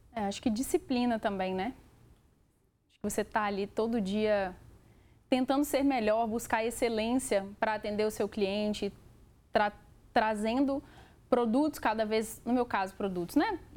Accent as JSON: {"language": "Portuguese", "region": "Minas Gerais", "country": "Brazil", "said": "a minha família é mineira, né? Nós somos mineiros"}